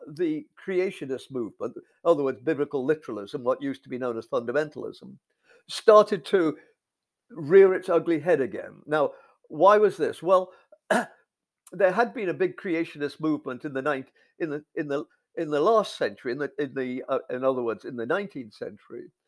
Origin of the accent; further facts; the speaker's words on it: England, United Kingdom; moved away as an adult; also born or lived in North America; I, I grew up in England in the fifties